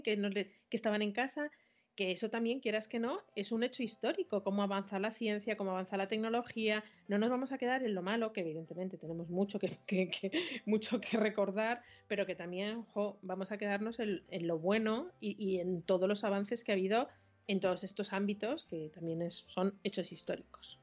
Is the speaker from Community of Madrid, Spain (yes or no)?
yes; Madrid, Community of Madrid, Spain; los que somos de Madrid